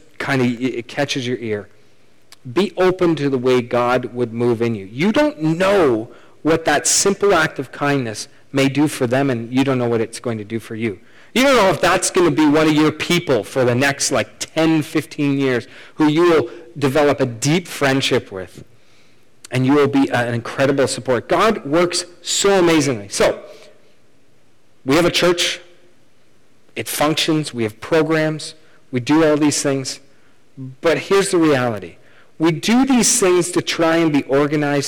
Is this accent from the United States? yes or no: no; Canada; We're Canadian